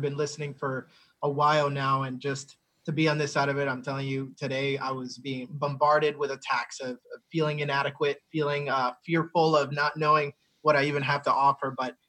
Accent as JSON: {"language": "English", "region": "New Jersey", "country": "United States", "tie": "born or raised there", "said": "And I remember then growing up in New Jersey and thinking, well, now I have a father who lives in the same household as me."}